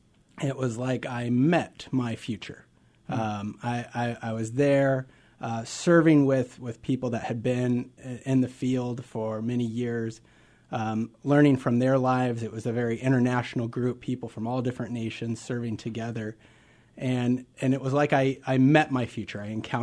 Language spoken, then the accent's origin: English; Nebraska, United States; Absolutely. I grew up in Nebraska.